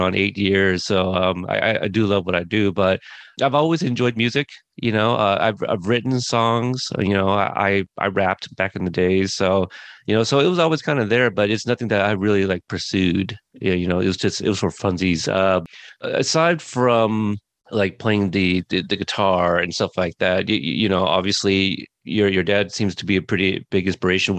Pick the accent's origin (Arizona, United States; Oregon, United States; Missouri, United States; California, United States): Oregon, United States; Portland; also born or lived in Corpus Christi, Texas; I lived in Southern Texas for a few years before moving up to Portland, Oregon, and been here basically the rest of my life.